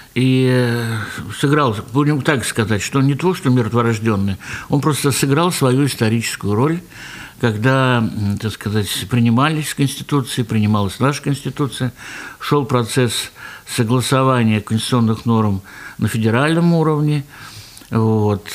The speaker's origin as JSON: {"language": "Russian", "town": "Ufa", "region": "Bashkortostan", "country": "Russia", "said": "мы вот из Башкирии, из Уфы"}